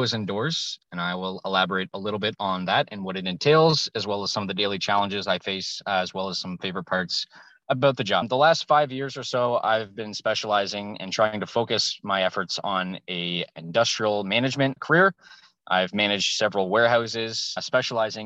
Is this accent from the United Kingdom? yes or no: no; Moncton, New Brunswick, Canada; I am from New Brunswick, Moncton, New Brunswick, big old city here of about a couple thousand people.